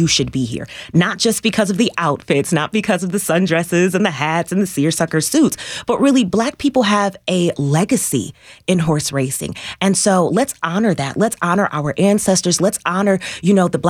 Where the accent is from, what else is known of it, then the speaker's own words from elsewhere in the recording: Rockford, Illinois, United States; now in Nashville, United States; I'm originally from Rockford, Illinois